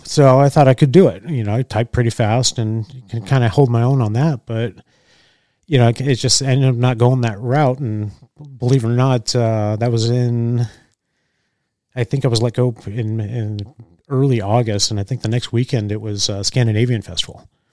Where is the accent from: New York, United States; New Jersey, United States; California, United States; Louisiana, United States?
California, United States; moved away as an adult; also born or lived in Orange County, California / Junction City, Oregon; now in Oregon, United States; I grew up in California most of my life